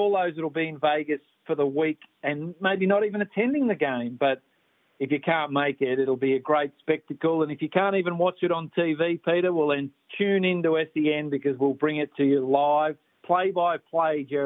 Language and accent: English; Australia; also born or lived in Detroit; as Australian broadcasters